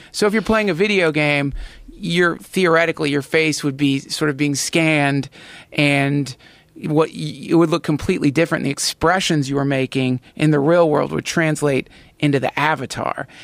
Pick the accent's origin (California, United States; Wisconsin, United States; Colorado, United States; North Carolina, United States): North Carolina, United States; I grew up in North Carolina.